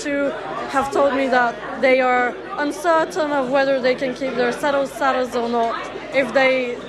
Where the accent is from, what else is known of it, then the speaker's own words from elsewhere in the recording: Bulgaria; now in United Kingdom; I am a third year PPE student at the University of Manchester. I'm from Bulgaria, but I've lived in the UK for 9 years.